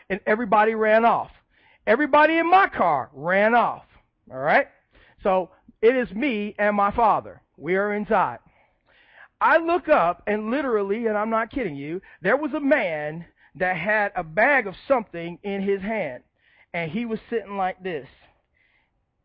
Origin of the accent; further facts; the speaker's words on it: Chicago, Illinois, United States; moved away; I didn't grow up in the South. I grew up in Chicago. I grew up on the South side of Chicago